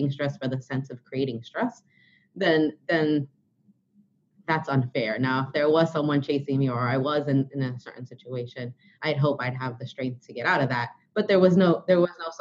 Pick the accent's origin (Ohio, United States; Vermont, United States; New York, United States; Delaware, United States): New York, United States; New York City; I am from Brooklyn